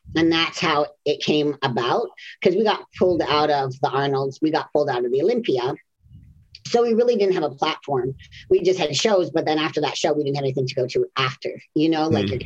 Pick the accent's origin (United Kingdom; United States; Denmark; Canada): Canada; moved away; originally I'm from Canada